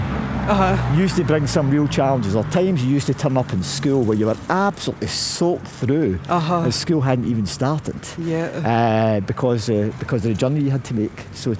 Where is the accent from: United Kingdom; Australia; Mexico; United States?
United Kingdom; Glasgow, Scotland; born or raised there